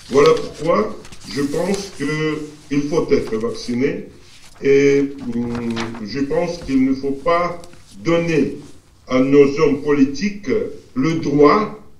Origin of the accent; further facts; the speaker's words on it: Russia; French is a second language; chez nous en Russie